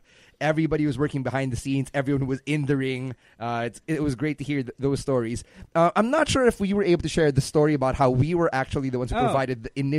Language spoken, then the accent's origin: English; Philippines; It's kind of like how I'm Filipino, how I'm Chinese Filipino.